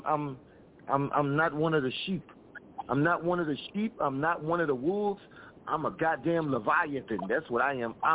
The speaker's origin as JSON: {"language": "English", "town": "Lafayette", "region": "Louisiana", "country": "United States", "said": "Okay, well, I'm from Lafayette, Louisiana."}